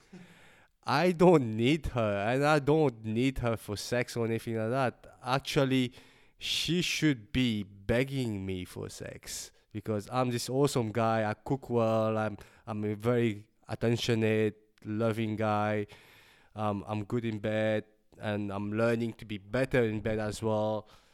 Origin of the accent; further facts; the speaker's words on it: Mauritius; now in Melbourne, Australia; I'm an artist from Melbourne, originally from Mauritius, and with a Chinese background.